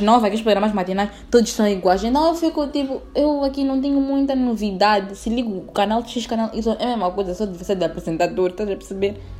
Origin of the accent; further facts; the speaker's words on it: Mozambique; Eu gosto muito de Moçambique, uh, de ser moçambicana